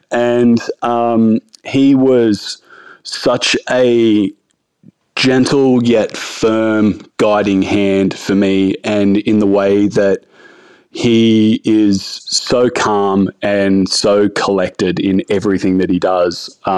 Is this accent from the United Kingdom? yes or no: no; Branxton, New South Wales, Australia; And growing up, I grew up in like small country town. I grew up in Brankston. I went to high school in Singleton.